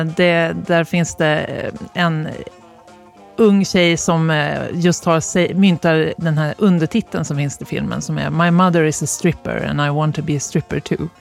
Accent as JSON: {"language": "Swedish", "town": "Östersund", "region": "Jämtland", "country": "Sweden", "tie": "born or raised there", "also_born_or_lived": "Gävle", "moved": "yes", "said": "där jag växte upp, Östersund"}